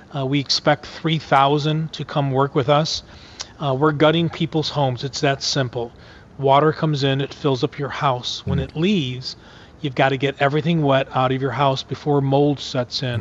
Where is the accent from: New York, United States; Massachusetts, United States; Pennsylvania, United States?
New York, United States; Buffalo; I'm from Buffalo, New York